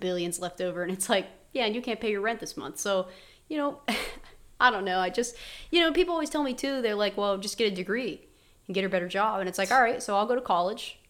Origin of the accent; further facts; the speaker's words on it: West Virginia, United States; I never thought I had an accent being from West Virginia